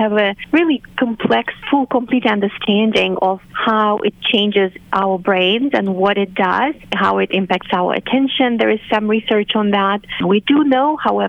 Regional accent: Moldova; first language Romanian; English is a second language; moved away; So I grew up with Romanian as my native language and then Russian as the official language on the territory of the country. I'm from Moldova

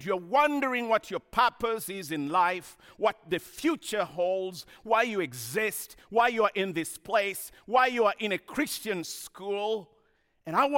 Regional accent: Kenya; moved away; I grew up in Kenya, as you heard, in a small village.

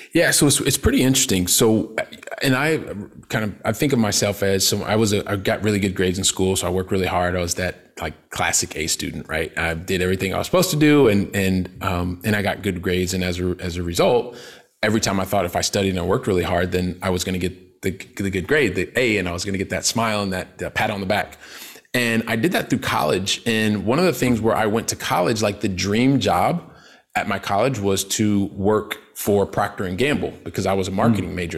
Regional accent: Columbus, Ohio, United States; moved away as an adult; also born or lived in Paris, France / south of France; now in Barcelona, Spain; I'm from Columbus, Ohio, right? Blue collar family.

